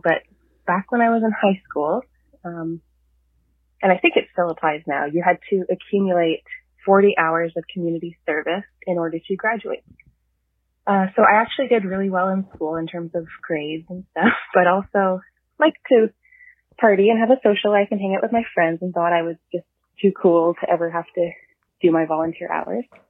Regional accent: Toronto, Ontario, Canada; I'm from Toronto area.

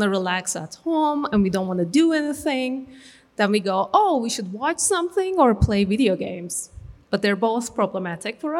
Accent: Turkey; moved away; I'm from Turkey

